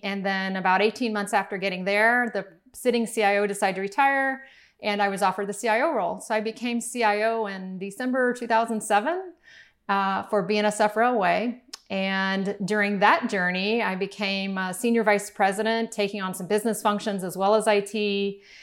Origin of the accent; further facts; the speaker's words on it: Miami, Florida, United States; we grew up in Miami